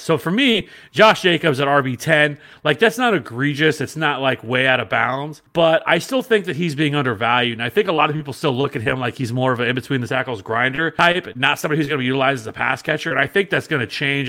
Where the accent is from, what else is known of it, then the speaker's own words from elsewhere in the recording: Kansas City, Missouri, United States; I'm from Kansas City